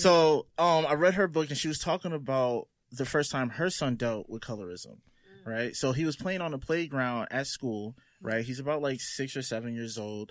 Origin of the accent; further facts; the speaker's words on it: Roselle, New Jersey, United States; I grew up in Roselle, which was a small neighborhood